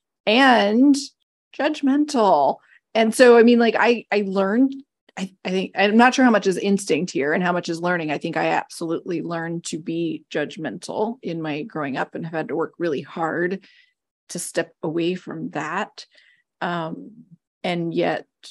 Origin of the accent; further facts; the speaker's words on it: near Philadelphia, Pennsylvania, United States; I grew up near Philadelphia.